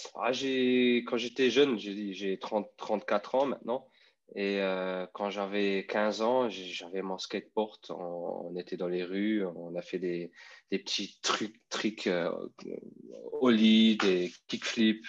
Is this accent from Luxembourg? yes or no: yes; Luxembourg; French is a second language; je viens de Luxembourg